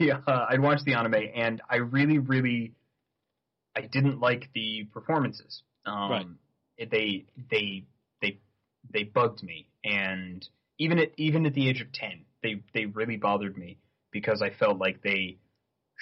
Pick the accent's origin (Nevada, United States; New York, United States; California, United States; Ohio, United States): New York, United States; Saratoga Springs; now in Vancouver, Canada; my hometown, Saratoga Springs, New York